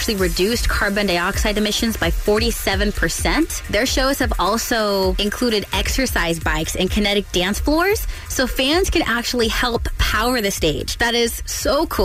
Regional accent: Stockton, California, United States; now in Baltimore, United States; Stockton, California, that's my hometown

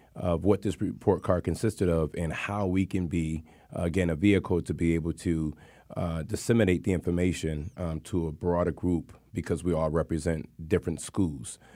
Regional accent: Hartford, Connecticut, United States; born and raised in Hartford, Connecticut

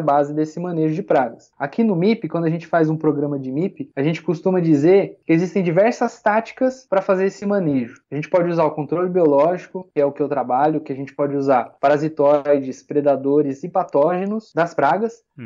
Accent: Matão, São Paulo, Brazil; Eu nasci, fui criado lá em Matão, é uma cidadezinha lá no interior, aqui no interior de São Paulo, bem pertinho de Araraquara

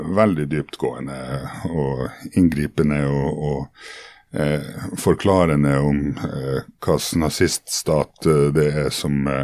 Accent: Norway; also born or lived in Murmansk, Russia; oss som kom fra Norge, ikke sant, som hadde spist diplomis siden vi var født omtrent

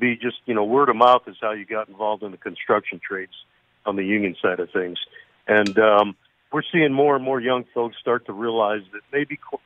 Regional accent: Lowell, Massachusetts, United States; I was born and raised in the Lowell area

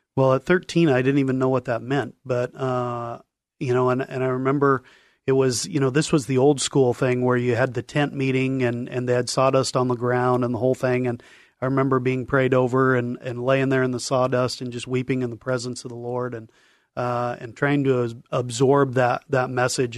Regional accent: Longview, Washington, United States; Grew up in, in Longview, Washington, uh, born and raised

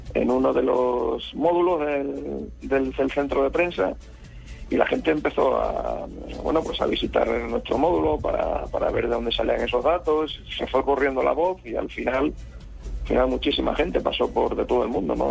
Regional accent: Badajoz, Extremadura, Spain; now in Madrid, Spain; ahora estoy en Badajoz, que es mi ciudad natal, es una ciudad de Extremadura

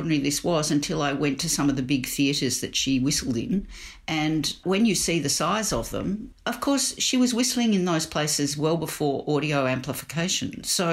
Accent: Melbourne, Victoria, Australia; we grew up in Melbourne.

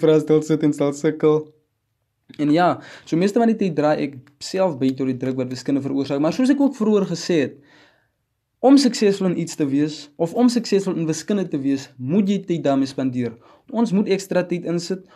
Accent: Wegdraai community, 100 km outside Upington, Northern Cape, South Africa; ek is van Wegdrye Gemeenskap 100 km buite Appington

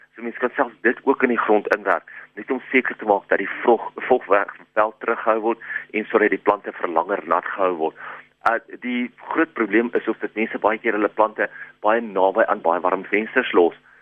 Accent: South Africa; ons as Suid-Afrikaners

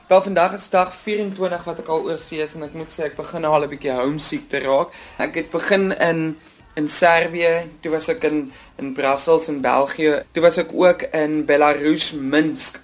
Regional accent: South Africa; Ek is van Suid-Afrika

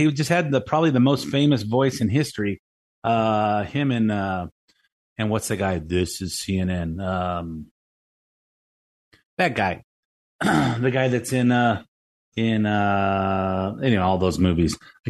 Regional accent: Lakewood, California, United States; I was a kid growing up in Lakewood

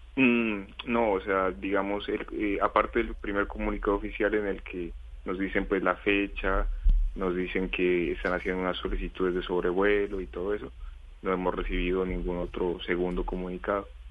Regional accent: Colombia; moved away as an adult; now in China; somos dos colombianos los que estamos en esta ciudad

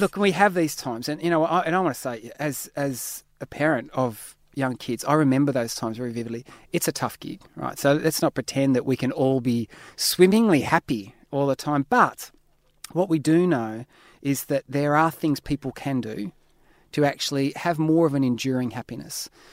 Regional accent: Australia; I'm an Aussie

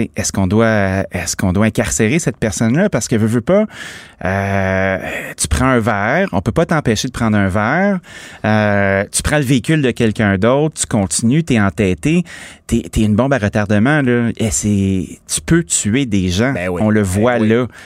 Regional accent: Laval, Quebec, Canada; je suis originaire de Laval

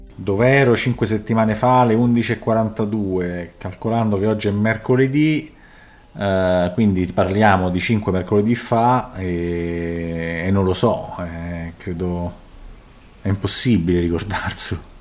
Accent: Treviso, Veneto, Italy; Sono nato a Treviso il ventinove agosto del millenovecentoquarantatré.

